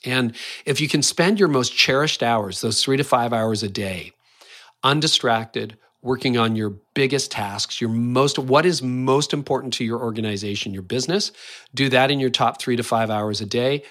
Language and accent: English; Canada; I am Canadian